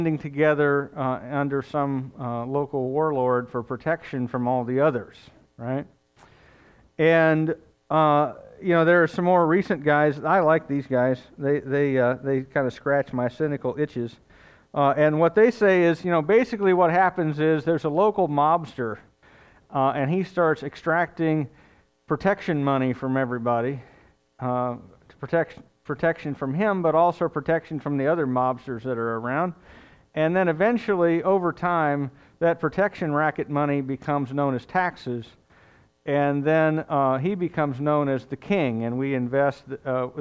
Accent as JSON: {"language": "English", "country": "United States", "said": "I'm an American"}